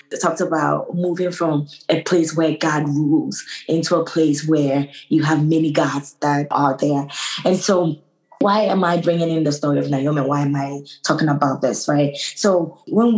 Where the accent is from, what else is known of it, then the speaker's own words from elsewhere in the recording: Ghana; also born or lived in New York, United States; now in Boston, United States; I was born and raised in Ghana, moved to New York, got married to a wonderful man who lives in Boston. So now I live in Boston